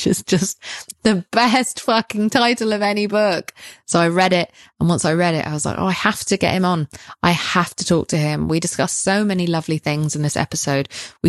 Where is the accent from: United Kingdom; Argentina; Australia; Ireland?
United Kingdom; That's not my vibe. I'm British, so it's not my vibe.